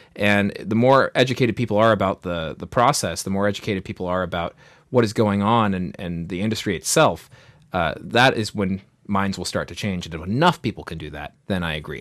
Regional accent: United States; our pride as being Americans

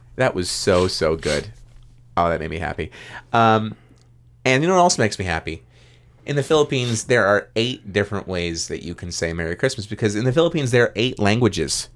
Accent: United States; we're American

